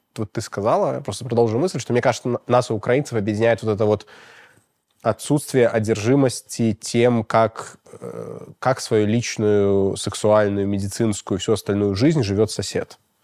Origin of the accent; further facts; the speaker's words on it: Belarus; у нас, э, в Беларуси